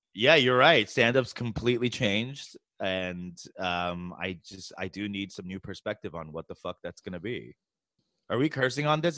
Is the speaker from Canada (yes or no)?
no; New York City, New York, United States; moved away; also born or lived in San Francisco / Chicago / Los Angeles; I grew up in New York City